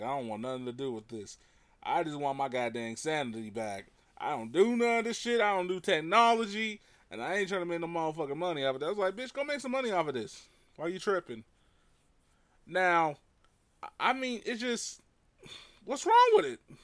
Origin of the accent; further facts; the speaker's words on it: United States; I'm an American